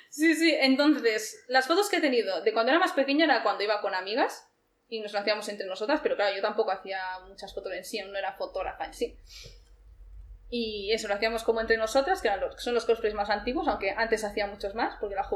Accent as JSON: {"language": "Spanish", "town": "Barcelona", "region": "Catalonia", "country": "Spain", "tie": "born or raised there", "said": "Sí, doy gracias por haber nacido aquí"}